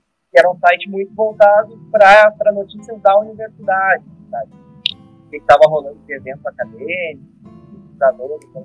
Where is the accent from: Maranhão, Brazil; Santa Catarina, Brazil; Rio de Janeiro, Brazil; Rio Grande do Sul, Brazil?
Rio Grande do Sul, Brazil; São Francisco de Paula; moved away as an adult; also born or lived in São Leopoldo; eu morava em São Francisco de Paula, na terra que é a minha cidade natal, né?